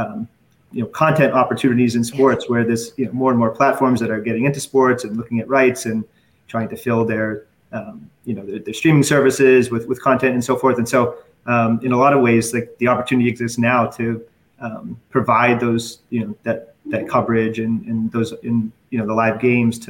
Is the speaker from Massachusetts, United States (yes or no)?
yes; Boston, Massachusetts, United States